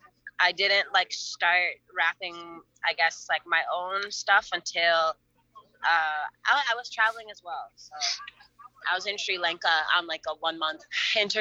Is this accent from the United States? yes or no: no; Canada; moved away; I'm from Canada